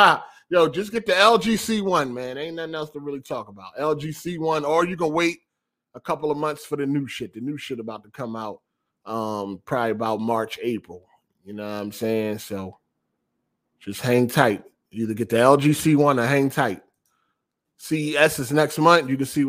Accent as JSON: {"language": "English", "town": "Chicago", "region": "Illinois", "country": "United States", "said": "I'm from Chicago. Like, this shit ain't about nothing."}